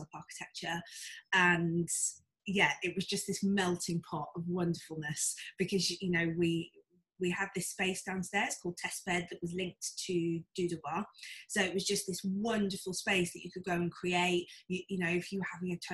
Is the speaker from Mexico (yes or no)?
no; Wolverhampton, West Midlands, United Kingdom; moved away as an adult; now in London, United Kingdom; I grew up in Wolverhampton, which is in the middle of Wolverhampton in Shropshire.